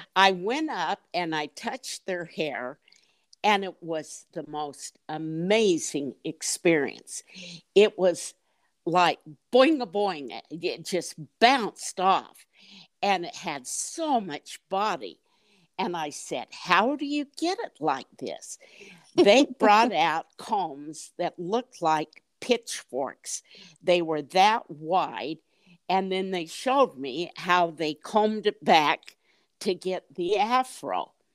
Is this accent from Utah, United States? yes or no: yes; Salt Lake City, Utah, United States; moved away as an adult; also born or lived in Bay Area, California; I grew up in Salt Lake City. I lived 20 years in the Bay Area in California.